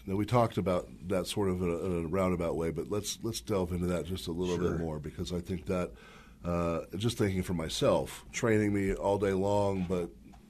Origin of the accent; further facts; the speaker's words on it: Texas, United States; I'm from Texas.